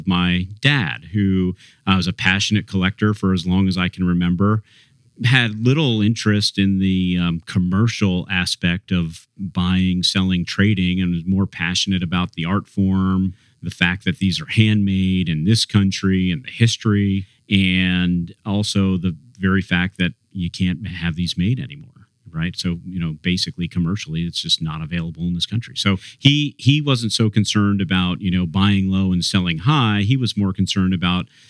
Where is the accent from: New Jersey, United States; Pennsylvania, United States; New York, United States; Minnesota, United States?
New Jersey, United States; I was born and raised in New Jersey